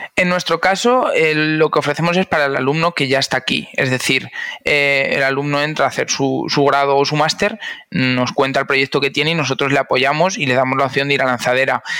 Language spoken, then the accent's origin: Spanish; Cuenca, Castilla-La Mancha, Spain; moved away as an adult; now in Valencia, Spain; yo nací en Cuenca y muy digitalizado no estaba hasta que no llegué a Valencia